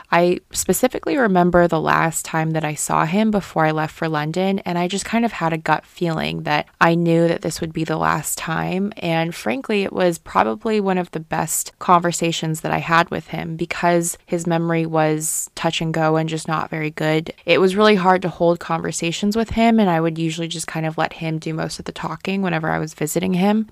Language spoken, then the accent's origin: English; Guangzhou, Guangdong, China; moved away; growing up in Guangzhou and having that background